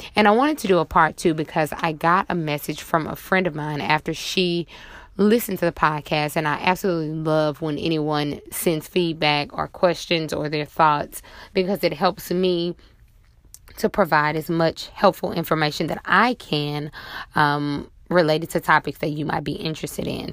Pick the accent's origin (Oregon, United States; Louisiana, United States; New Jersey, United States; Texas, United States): Louisiana, United States; Monroe; now in New Orleans, United States; my hometown of Monroe, Louisiana